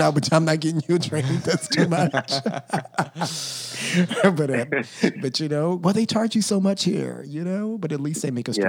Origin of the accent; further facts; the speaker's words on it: Texas, United States; now in Los Angeles, United States; I'm not from L.A., I'm from Texas